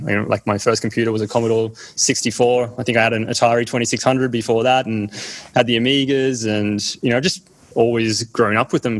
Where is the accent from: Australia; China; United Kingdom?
Australia; also born or lived in East Berlin, Germany; I more remember like just growing up in Australia